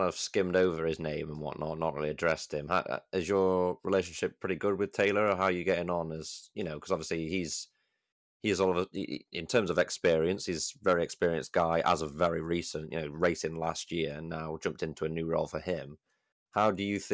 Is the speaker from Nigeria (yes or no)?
no; United Kingdom; as a Brit